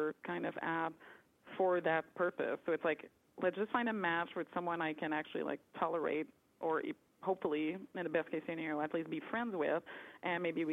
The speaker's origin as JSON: {"language": "English", "region": "Quebec", "country": "Canada", "said": "I'm from Quebec, and we always saw a lot of movies with subtitles at a young age"}